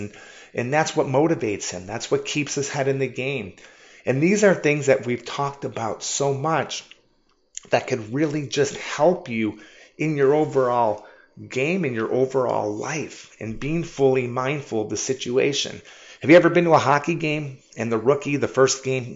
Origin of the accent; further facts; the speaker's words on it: Michigan, United States; I am from Michigan